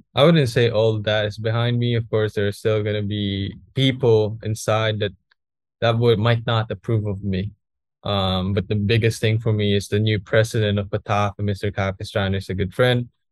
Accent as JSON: {"language": "English", "country": "Philippines", "said": "here in Philippines"}